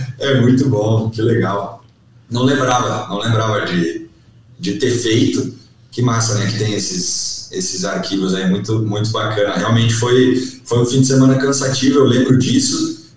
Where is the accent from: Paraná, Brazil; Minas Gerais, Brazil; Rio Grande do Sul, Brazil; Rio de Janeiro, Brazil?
Paraná, Brazil; Pato Branco; also born or lived in Francisco Beltrão / Dois Vizinhos; eu nunca morei em Francisco Beltrão, mas me criei em Pato Branco